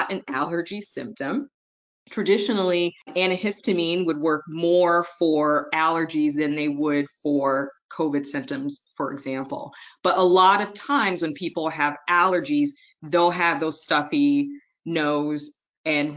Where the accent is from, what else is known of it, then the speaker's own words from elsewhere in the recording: Detroit, Michigan, United States; also born or lived in Wellesley, Massachusetts / Maryland / Indiana / Akron, Ohio; my hometown, Detroit, Motor City Motown